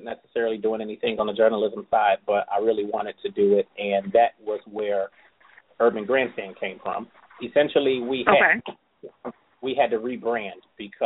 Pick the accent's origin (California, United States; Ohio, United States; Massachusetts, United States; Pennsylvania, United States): Ohio, United States; Cleveland; I'm from Cleveland, Ohio.